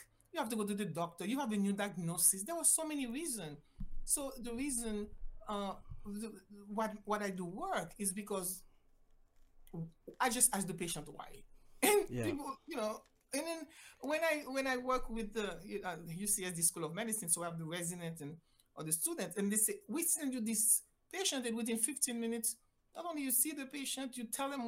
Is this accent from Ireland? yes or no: no; Haiti; English is a second language; moved away as an adult; also born or lived in Mexico / Jamaica; now in United States; I am originally from Haiti, decided I wanted to be a doctor, went to school in Mexico